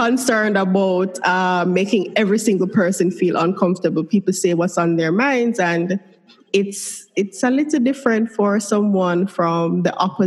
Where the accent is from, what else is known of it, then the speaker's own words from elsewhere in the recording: Kingston, Jamaica; I grew up in Kingston, so I'm a city girl